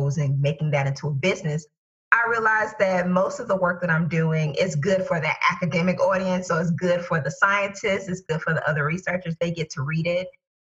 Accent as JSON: {"language": "English", "town": "Tallahassee", "region": "Florida", "country": "United States", "tie": "born or raised there", "said": "my hometown of Tallahassee, Florida"}